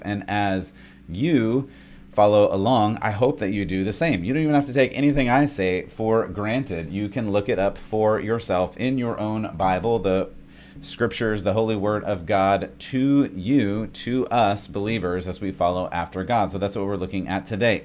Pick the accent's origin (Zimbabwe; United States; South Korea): United States; California; moved away; I love the place that I grew up in California